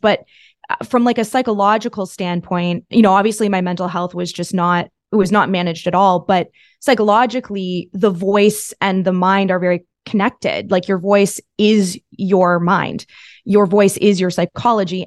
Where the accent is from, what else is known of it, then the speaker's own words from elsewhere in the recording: Thousand Islands, Ontario, Canada; moved away as an adult; also born or lived in Toronto; I was from the from the Thousand Islands this is in Canada